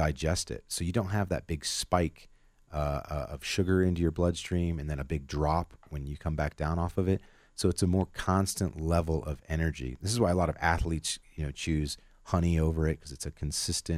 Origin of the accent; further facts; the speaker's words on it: Northwest Ohio, United States; now in Colorado, United States; I grew up in Northwest Ohio